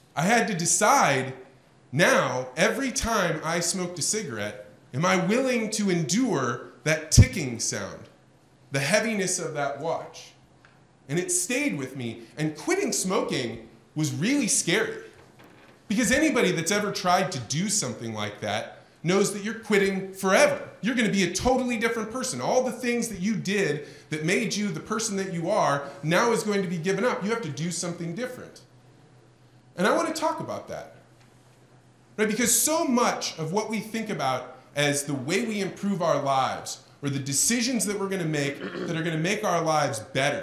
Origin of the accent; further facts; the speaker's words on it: Eureka, Illinois, United States; I am from Eureka, Illinois